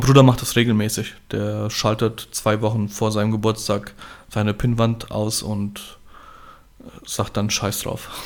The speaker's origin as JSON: {"language": "German", "town": "Gernsheim", "region": "Hesse", "country": "Germany", "said": "Bei uns in Gernsheim gibt es das Fischerfest"}